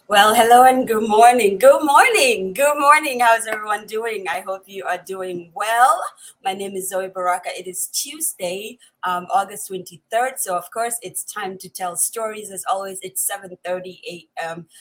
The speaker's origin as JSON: {"language": "English", "region": "Upper East", "country": "Ghana", "first_language": "Kusaal", "second_language": "English", "said": "my mother tongue, which is the Kusal from the upper east of Ghana"}